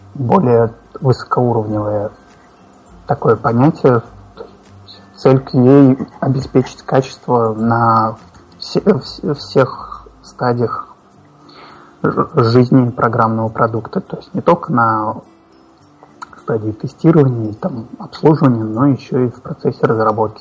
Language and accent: Russian; Kazan, Tatarstan, Russia; я из Казани, это где-то в центре России